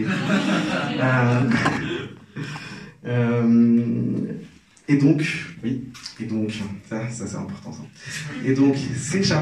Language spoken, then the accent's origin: French; Algeria; Moi je suis algérien, euh, j'ai grandi en Algérie